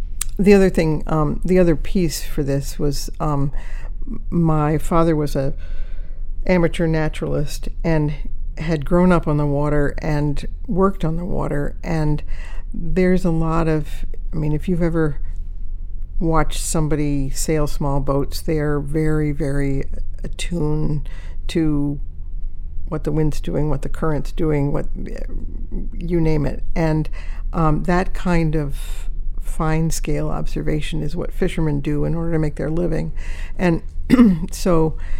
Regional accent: Cambridge, Massachusetts, United States; I grew up in the Cambridge, Massachusetts area.

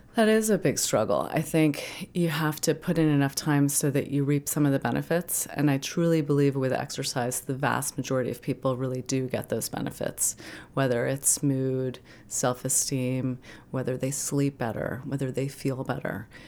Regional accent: New York City, New York, United States; moved away as an adult; now in Maine, United States; I grew up in Manhattan

